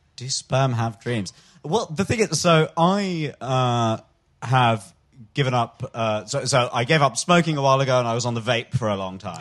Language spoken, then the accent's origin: English; London, United Kingdom; I'm a Londoner, Billingsgate